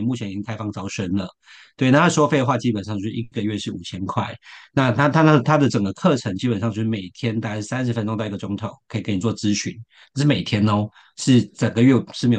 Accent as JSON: {"language": "Chinese", "town": "Shenkeng", "region": "New Taipei", "country": "Taiwan", "tie": "born or raised there", "said": "我我就是我的家乡就是深坑，就是臭豆腐。"}